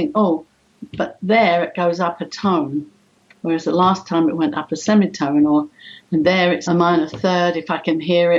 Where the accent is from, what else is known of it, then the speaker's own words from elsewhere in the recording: London, United Kingdom; I was born in the East End of London, very, very underprivileged people there, but very, very gregarious. All the families would get together